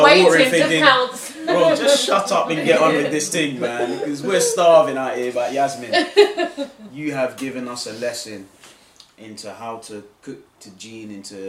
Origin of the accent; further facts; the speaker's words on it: Ashanti, Ghana; I'm from Ghana. I'm Ashanti tribe.